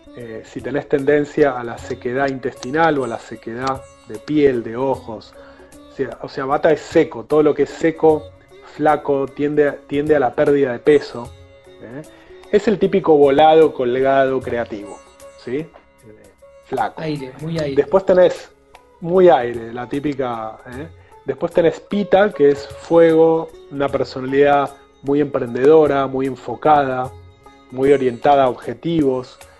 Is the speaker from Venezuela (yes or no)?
no; Argentina; moved away as an adult; Cuando a los 20 años me fui de Argentina